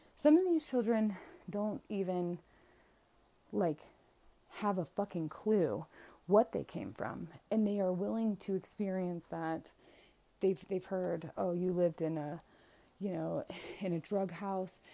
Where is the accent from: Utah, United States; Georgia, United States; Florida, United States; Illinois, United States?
Florida, United States; my home state of Florida